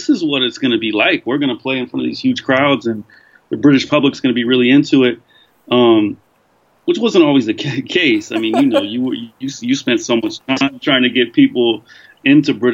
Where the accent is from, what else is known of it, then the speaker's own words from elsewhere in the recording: California, United States; moved away as an adult; I grew up in America